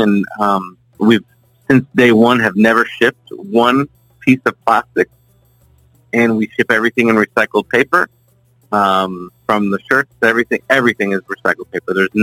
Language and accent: English; South Florida, United States; born and raised in South Florida. Been here my whole life.